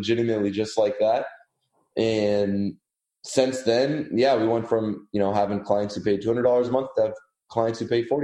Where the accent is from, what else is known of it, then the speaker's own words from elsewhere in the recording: California, United States; moved away as an adult; now in Austin, United States; I'm from California originally.